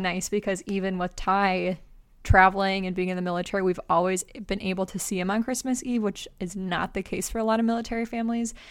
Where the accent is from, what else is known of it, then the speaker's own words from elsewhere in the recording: Minnesota, United States; we're from Minnesota